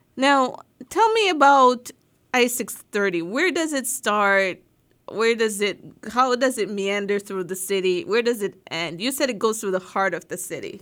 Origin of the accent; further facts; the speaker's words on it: Jamaica; now in United States; growing up in Jamaica